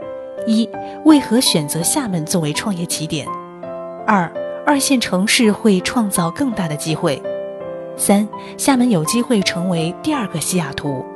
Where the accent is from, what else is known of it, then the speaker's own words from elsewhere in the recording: Shishi, Fujian, China; moved away as an adult; now in Xiamen, China; 我的老家在石狮，石狮当时的经济很发达